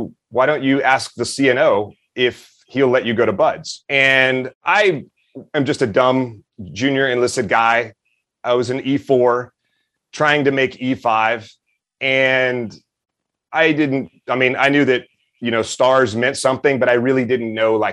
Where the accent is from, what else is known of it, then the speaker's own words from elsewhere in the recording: Meridian, Mississippi, United States; I grew up in Meridian, Mississippi, hunting, and as a Boy Scout